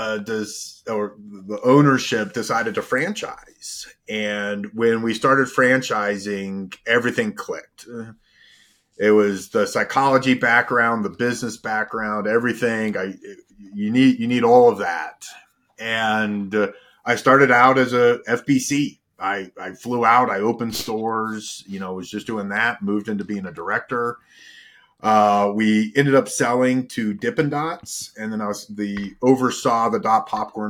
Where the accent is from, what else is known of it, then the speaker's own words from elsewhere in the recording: Virginia, United States; moved away as an adult; also born or lived in Colorado; I'm from Virginia